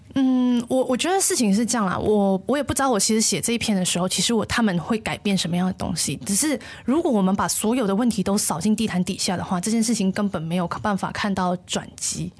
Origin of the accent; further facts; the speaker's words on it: Malaysia; 总是在跟别人介绍马来西亚的时候，我们说，哎，这是一个多元文化的国家